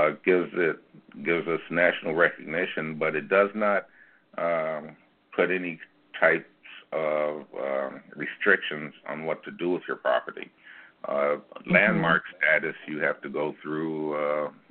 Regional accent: Chicago, Illinois, United States; moved away as an adult; I was born in North Lawndale. I spent my entire youth here.

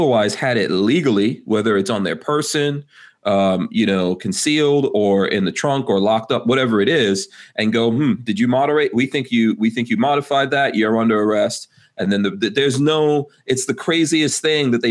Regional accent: New York, United States; as a New Yorker

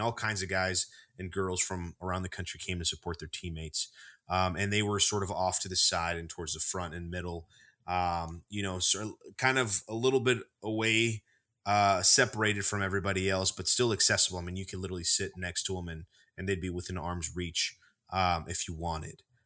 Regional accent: Texas, United States; We're from Texas

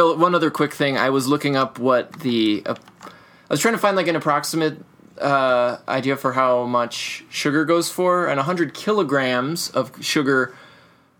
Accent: United States; as an American

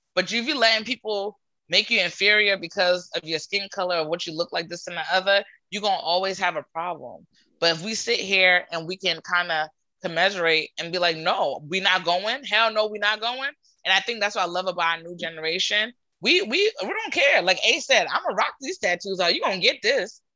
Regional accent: Providence, Rhode Island, United States; I grew up in Providence, Rhode Island

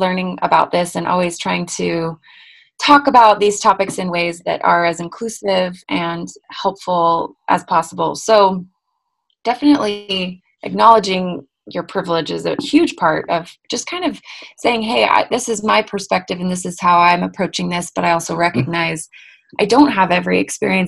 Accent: Bay Area of California, United States; now in Salt Lake City, United States; I was raised in the Bay Area of California

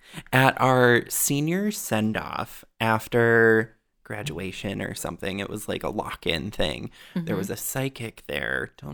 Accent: Wisconsin, United States; also born or lived in Michigan / Minnesota; I was born in Upper Peninsula, Michigan. Grew up moving town to town to town within Wisconsin, or started in Michigan, moved a bunch in Wisconsin, then finally landed in Minnesota in 2004.

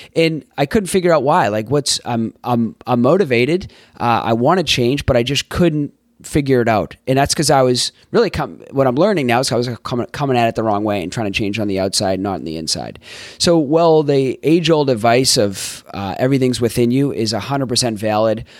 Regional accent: Boston, Massachusetts, United States; also born or lived in Florida / Tampa, Florida / San Diego, California / Los Angeles, California; now in San Francisco Bay Area, United States; I grew up in Boston, Massachusetts.

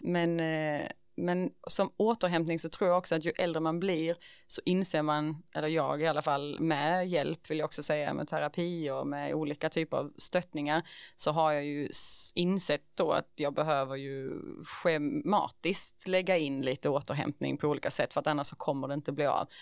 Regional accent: Ängelholm, Skåne, Sweden; jag är liksom född och uppvuxen i Ängelholm

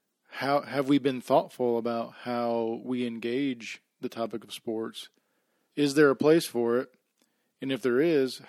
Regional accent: Orlando, Florida, United States; but I grew up in Orlando, so I'm a pretty big Florida Gator fan.

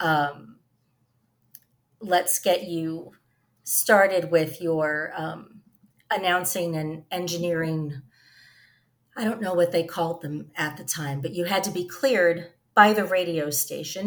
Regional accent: New York City, New York, United States; I grew up in Staten Island

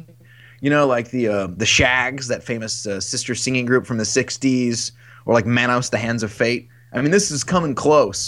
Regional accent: Metropolis, Illinois, United States; also born or lived in Paducah, Kentucky / Marion, Illinois / Carbondale, Illinois / Chicago, Illinois; now in Minneapolis, United States; I was born in Paducah, Kentucky, and then spent a lot of time in Metropolis, and then Marion, Illinois

